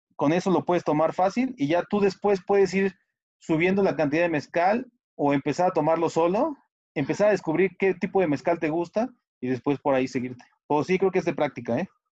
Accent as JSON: {"language": "Spanish", "country": "Mexico", "said": "yo soy mexicano, 100% mexicano"}